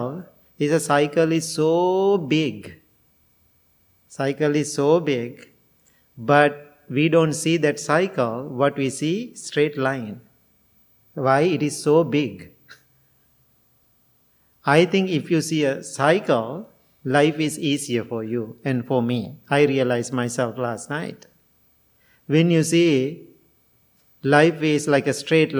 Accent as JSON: {"language": "English", "country": "Sri Lanka", "second_language": "English", "moved": "yes", "lives_now": "United States"}